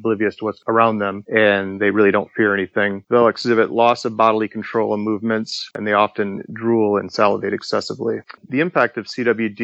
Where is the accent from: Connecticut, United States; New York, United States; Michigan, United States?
Michigan, United States; my home state of Michigan